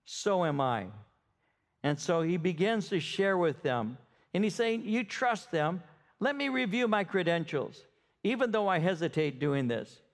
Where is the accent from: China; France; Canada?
Canada; Ontario; I'm from Ontario. At that time, I was with Ontario.